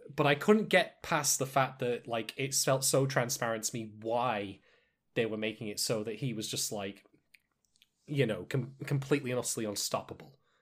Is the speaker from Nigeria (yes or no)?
no; United Kingdom; I'm a British guy